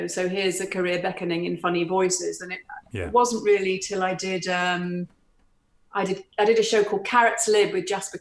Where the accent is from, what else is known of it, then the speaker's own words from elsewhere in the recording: the Northwest, North West England, United Kingdom; we're from the Northwest